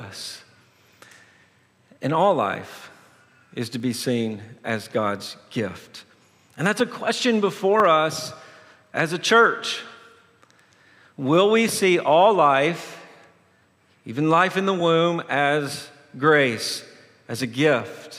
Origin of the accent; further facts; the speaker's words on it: Tennessee, United States; moved away; I'm originally from Tennessee